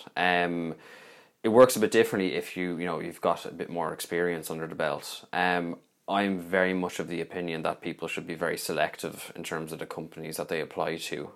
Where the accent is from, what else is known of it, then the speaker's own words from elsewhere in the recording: Dublin, Leinster, Ireland; I've been from Dublin